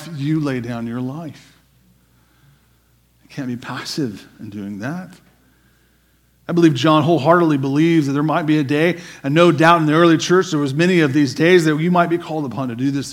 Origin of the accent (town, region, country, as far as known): United States